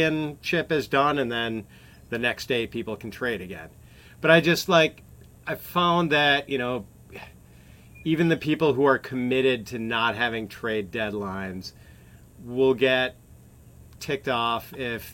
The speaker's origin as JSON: {"language": "English", "region": "Wisconsin", "country": "United States", "said": "I'm a Wisconsin boy"}